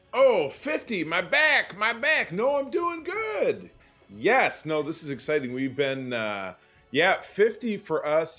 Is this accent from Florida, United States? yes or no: no; Grosse Pointe, Michigan, United States; my hometown of Grosse Pointe, Michigan